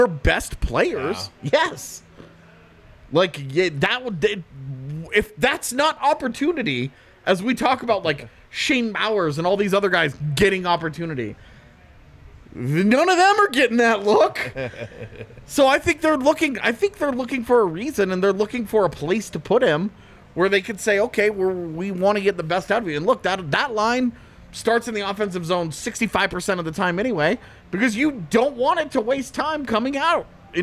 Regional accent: Texas, United States; also born or lived in Colorado; I always say that I grew up in Texas because I moved to Texas

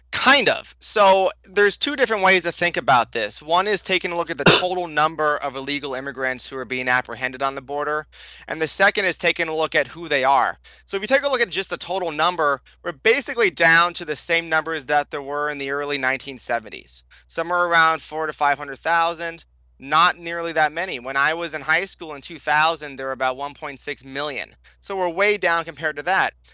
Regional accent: California, United States; I was born in California. I went to public school in California

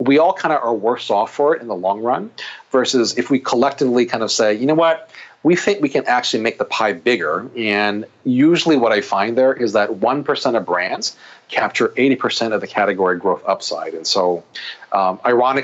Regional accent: Oahu, Hawaii, United States; now in Chicago, United States; Hawaii. That's I'm born and raised there

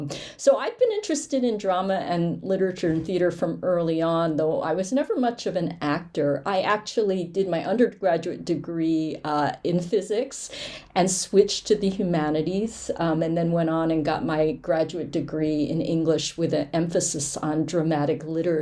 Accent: New Jersey, United States; born and raised in New Jersey in the shadow of Manhattan, right on the Hudson River line

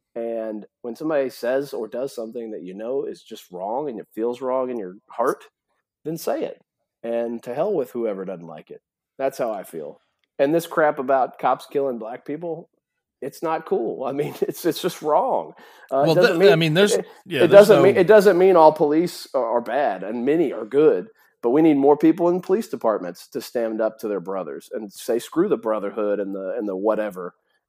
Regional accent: Tennessee, United States; because believe it or not, growing up in Tennessee, that happens at some family gathering, some extended family.

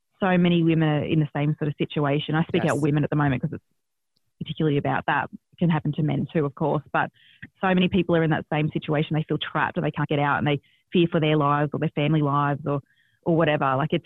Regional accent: Australia; born or raised there

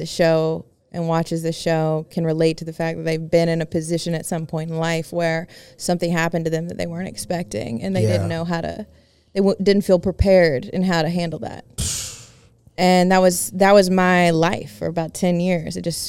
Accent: Tuscaloosa, Alabama, United States; I grew up in Tuscaloosa. Our home was destroyed.

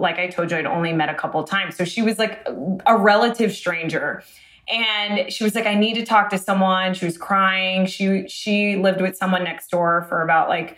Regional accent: Boca Raton, Florida, United States; now in Los Angeles, United States; I'm from Boca Raton, which is like predominantly Jewish

